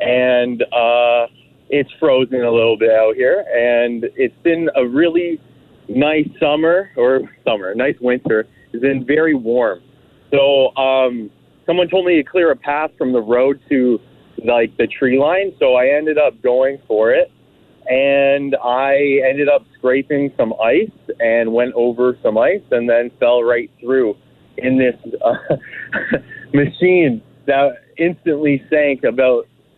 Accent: Scarborough, Ontario, Canada; now in Winnipeg, Canada; I'm from Scarborough.

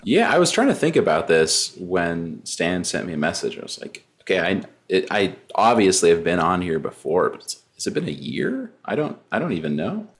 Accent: New Mexico, United States; I'm from New Mexico, so it's very hot here

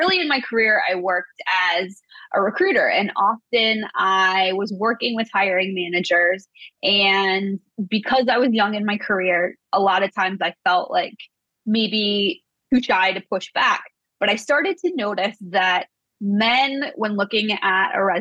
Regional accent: Midwest, United States; I came from the Midwest

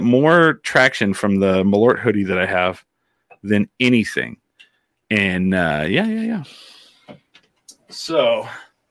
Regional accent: Clovis, New Mexico, United States; moved away; also born or lived in Albuquerque, New Mexico; growing up in Clovis, New Mexico, in a trailer house on Grand Street

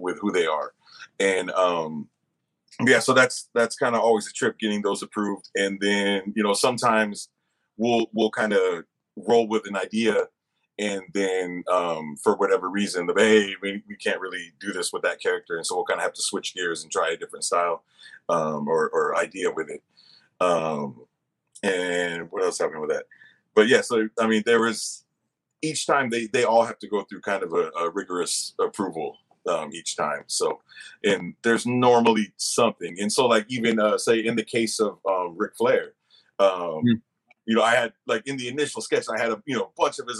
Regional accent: the Bay Area, California, United States; I'm from the Bay

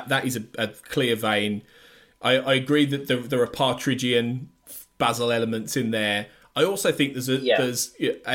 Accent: United Kingdom; as British people

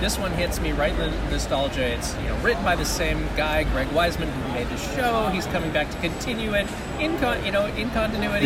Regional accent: Honolulu, Hawaii, United States; moved away as an adult; also born or lived in US mainland; was born and raised in Honolulu, spent 12 years on the mainland doing video games

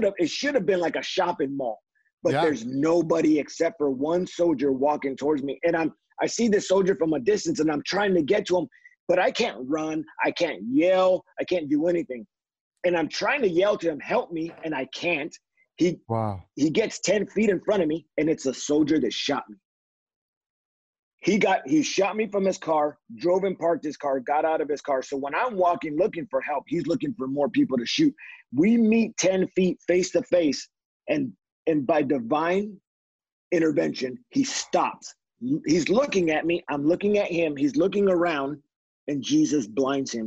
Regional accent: California, United States; growing up in California, I'm a Mexican. My father, his family came out of Mexico

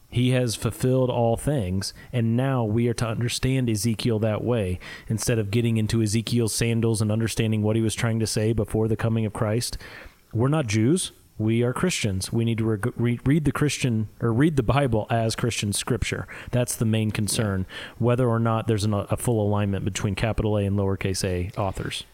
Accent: Midwest, United States; accent: Midwest; my Midwest accent

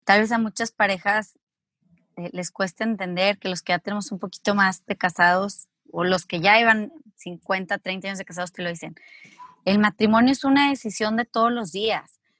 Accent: Mexico; moved away as an adult; also born or lived in Spain; los dos somos mexicanos

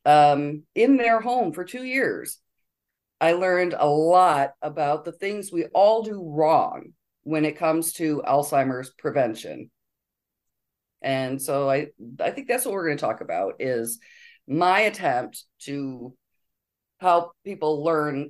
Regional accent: Honor, Michigan, United States; moved away as an adult; also born or lived in Europe; now in Benzonia, United States; I grew up in Honor, Michigan, just down the road, population 300

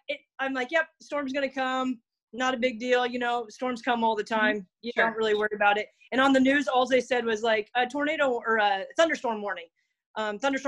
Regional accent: Altoona, Iowa, United States; I'm from Altoona is like our home, like where my main farm is

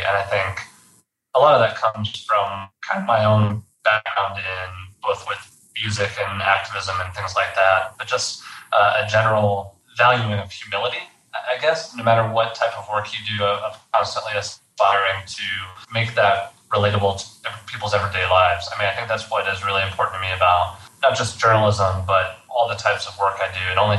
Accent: Fort Worth, Texas, United States; I grew up, born and raised in Texas. I grew up in the Fort Worth area and Fort Worth and Dallas.

